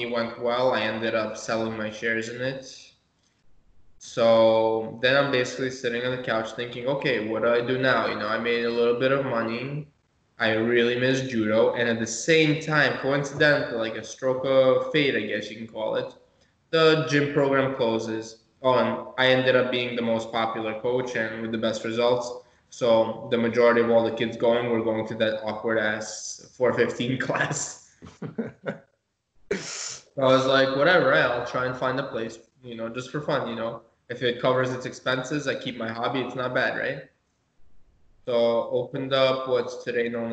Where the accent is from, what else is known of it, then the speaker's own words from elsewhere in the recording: Moscow, Russia; now in United States; I was born in Moscow myself, but yeah, I have Lithuanian heritage.